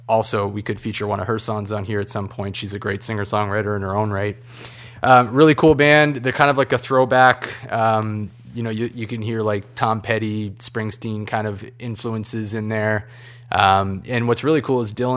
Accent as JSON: {"language": "English", "town": "Saint John", "region": "New Brunswick", "country": "Canada", "lives_now": "Fredericton, Canada", "said": "I'm from St. John, but I've lived in Fredericton for the last 5 years"}